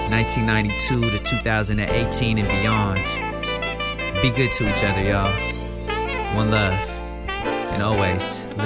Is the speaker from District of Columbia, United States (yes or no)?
no; Seattle, Washington, United States; I'm also from Seattle